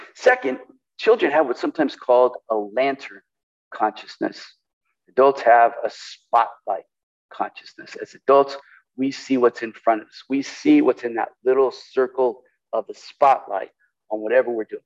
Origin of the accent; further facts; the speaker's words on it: California, United States; now in Portland, United States; I grew up in California